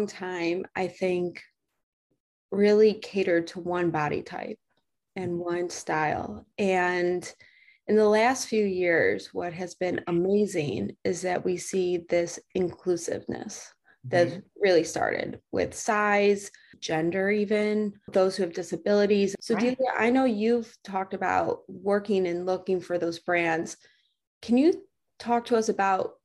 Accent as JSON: {"language": "English", "region": "Midwest", "country": "United States", "said": "I'm from the Midwest"}